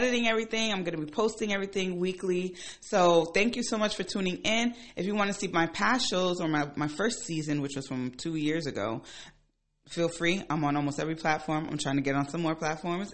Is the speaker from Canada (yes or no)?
no; Ghana; moved away; I'm from Ghana